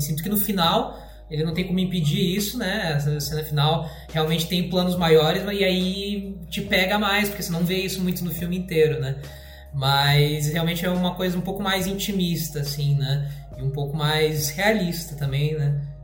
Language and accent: Portuguese; Joinville, Santa Catarina, Brazil; now in Curitiba, Brazil; sou de Joinville, moro aqui em Curitiba